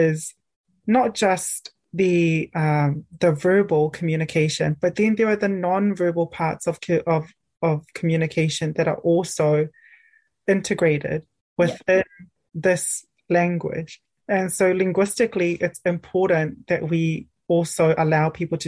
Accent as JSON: {"language": "English", "region": "Auckland", "country": "New Zealand", "tie": "born or raised there", "moved": "as an adult", "lives_now": "Dunedin, New Zealand", "said": "I grew up grew up in Auckland in a very urban place"}